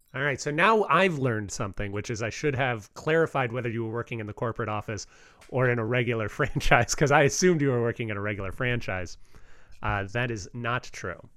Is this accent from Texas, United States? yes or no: yes; outside of Houston, Texas, United States; I grew up outside of Houston